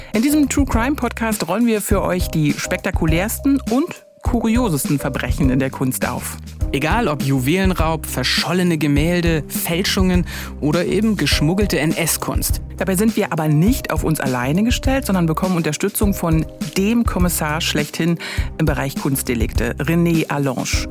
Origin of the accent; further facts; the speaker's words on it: Bezirk Potsdam, Brandenburg, Germany; Ich bin im Bezirk Potsdam groß geworden, das ist heute Land Brandenburg.